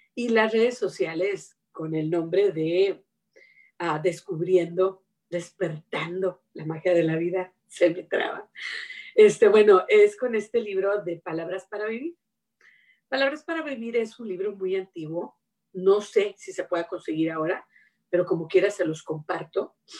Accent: Mexico; now in United States; yo he vivido lejos de mi patria, vivo en Estados Unidos, pero me crié, ¿verdad? Y soy de México

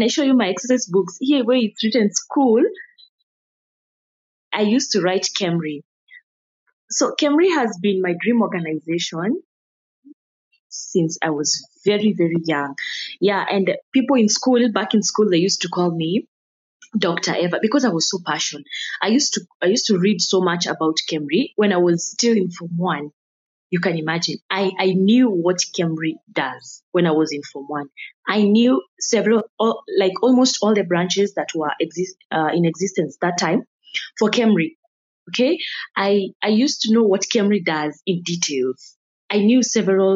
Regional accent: Nairobi, Kenya; the environment I grew up in Kayole, and the environment had not yet embraced education

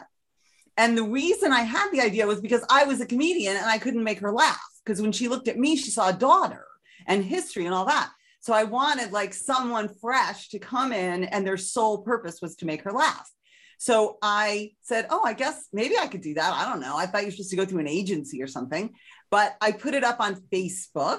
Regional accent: United States; I'm an American

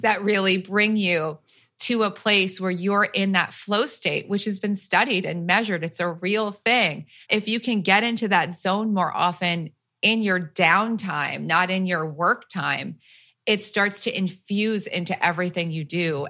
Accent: New Jersey, United States; I'm from Jersey

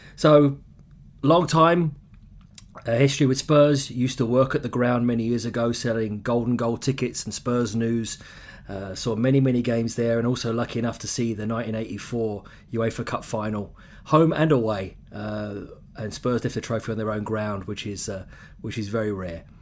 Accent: London, United Kingdom; accent: English; moved away as an adult; also born or lived in Ottawa, Canada; now in Vancouver, Canada; So I grew up in London

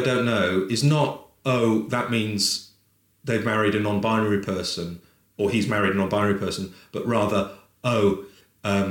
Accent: United States; now in London, United Kingdom; as an American

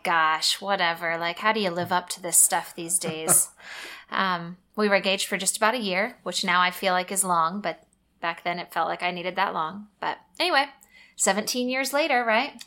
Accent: Missouri, United States; moved away as an adult; also born or lived in North Carolina; now in Texas, United States; we grew up in Missouri, went to college in Missouri

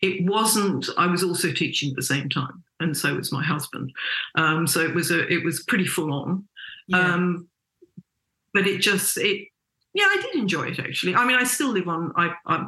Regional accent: England, United Kingdom; moved away as an adult; now in Australia; I was born in England, which I think everybody knows and can tell from my voice. And I came here in my early 20s

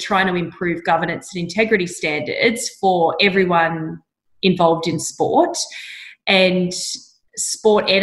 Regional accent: Orange, New South Wales, Australia; I grew up in Orange in Central West, New South Wales.

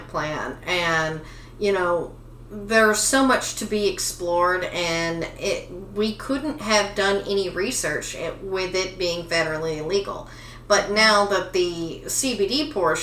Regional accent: Tyler, Texas, United States; now in California, United States; my hometown of Tyler, Texas

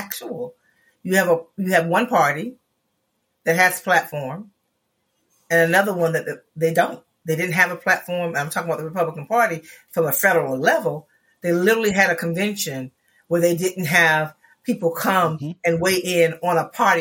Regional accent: Florida, United States; I come from Florida

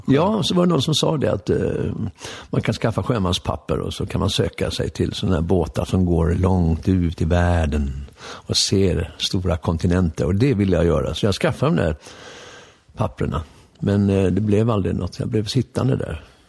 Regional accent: Stockholm, Stockholm County, Sweden; also born or lived in Lidingö; jag föddes ju här på eh, Vallalavägen, Stockholms privata förlossningshem.

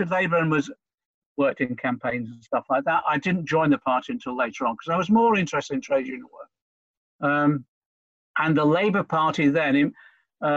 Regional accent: Norfolk, East of England, United Kingdom; born or raised there; also born or lived in Liverpool

